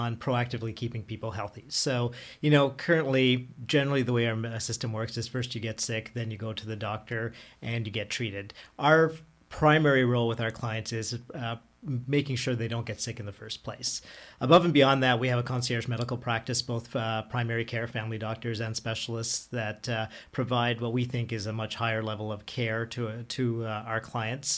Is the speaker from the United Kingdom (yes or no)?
no; Ottawa, Ontario, Canada; also born or lived in Toronto; moving back to Ottawa, which I'm born and raised